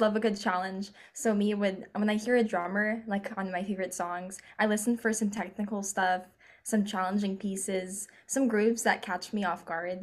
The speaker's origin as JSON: {"language": "English", "region": "California", "country": "United States", "said": "we're from California"}